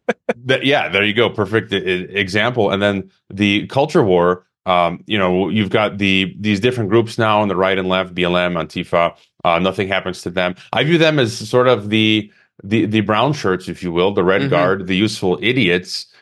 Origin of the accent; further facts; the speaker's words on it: Chicago, Illinois, United States; moved away as an adult; also born or lived in Mongolia; I was born in Chicago in Illinois, even though I'm a Croatian citizen and uh, Mexican